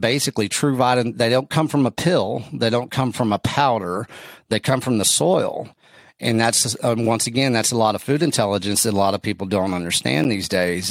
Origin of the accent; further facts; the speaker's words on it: West Texas, United States; I'm from West Texas